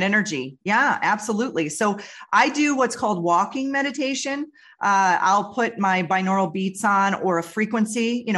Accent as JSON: {"language": "English", "region": "Western New York", "country": "United States", "tie": "born or raised there", "said": "I grew up in Western New York next to a river"}